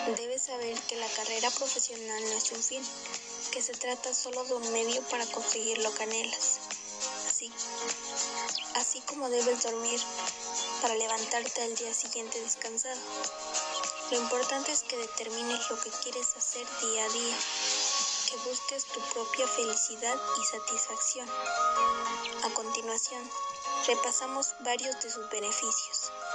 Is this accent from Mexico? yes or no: yes; La Cruz, Mexico; now in Puebla, Mexico; Soy originaria de La Cruz. Tengo 15 años y resido en el estado de Puebla.